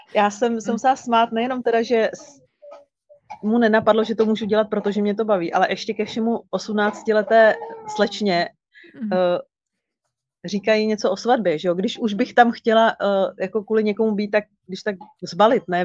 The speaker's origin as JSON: {"language": "Czech", "town": "Kralupy nad Vltavou", "region": "Central Bohemian Region", "country": "Czechia", "tie": "born or raised there", "said": "Kralupy, mé rodné město"}